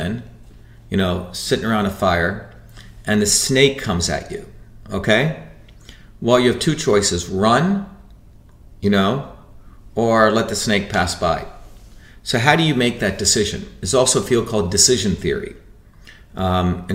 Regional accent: India; born or raised there; now in United States

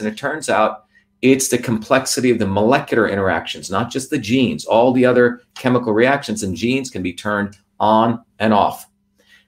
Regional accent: New Jersey, United States; also born or lived in India; I was a very humble Indian kid growing up in New Jersey

